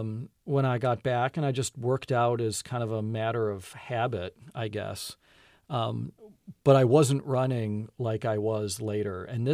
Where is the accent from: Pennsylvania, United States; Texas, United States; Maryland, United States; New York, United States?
New York, United States; Buffalo; I grew up in Buffalo, New York, where we had definite, you know, there was definitely the school year, and then there was summer.